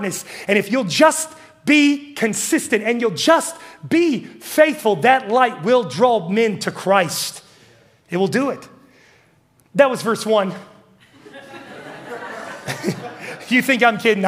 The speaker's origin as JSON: {"language": "English", "region": "West Virginia", "country": "United States", "moved": "as an adult", "said": "I'm from West Virginia"}